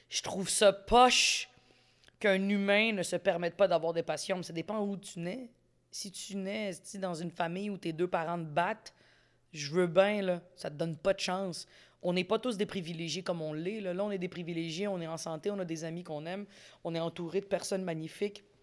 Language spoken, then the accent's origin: French; Quebec, Canada; Moi, je suis pas canadienne, je suis québécoise.